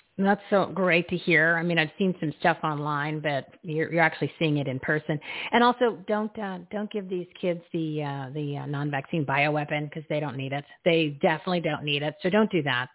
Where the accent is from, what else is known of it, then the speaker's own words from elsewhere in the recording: New Jersey, United States; I grew up in New Jersey